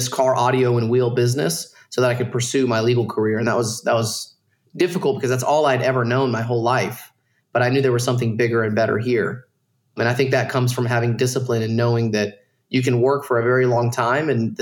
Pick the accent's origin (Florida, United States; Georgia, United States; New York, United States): Georgia, United States; Dalton; moved away as an adult; I grew up in Dalton, Georgia, around a bunch of Mexicans